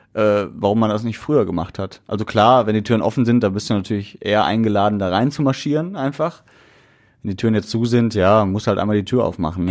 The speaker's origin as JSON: {"language": "German", "town": "Essen", "region": "North Rhine-Westphalia", "country": "Germany", "said": "bei uns in Essen"}